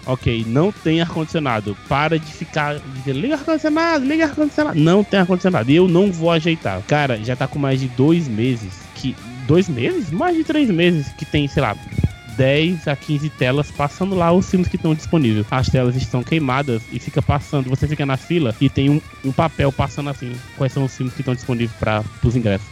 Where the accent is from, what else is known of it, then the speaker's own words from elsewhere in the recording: Juazeiro do Norte, Ceará, Brazil; nós aqui, Juazeiro do Norte